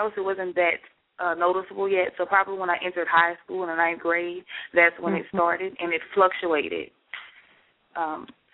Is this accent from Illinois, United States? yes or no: no; Baton Rouge, Louisiana, United States; I'm born and raised in Baton Rouge, Louisiana